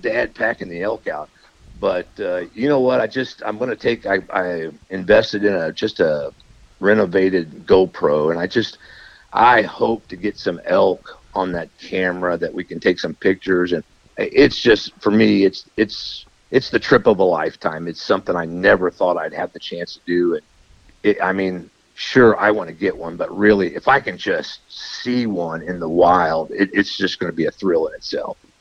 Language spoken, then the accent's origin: English; Missouri, United States; also born or lived in Liberty, Missouri; my home state